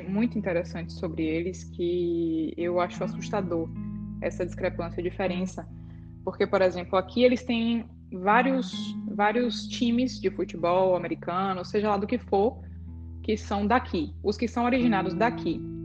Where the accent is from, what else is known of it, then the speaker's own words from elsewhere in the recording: Brazil; nós somos brasileiras